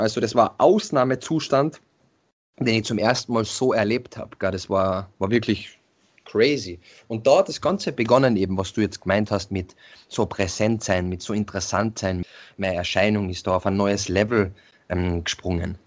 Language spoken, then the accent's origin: German; Carinthia, Austria; bei uns in Kärnten